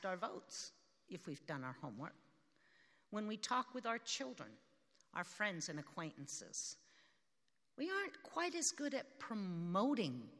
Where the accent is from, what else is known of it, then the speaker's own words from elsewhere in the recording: United States; also born or lived in South Africa; being an American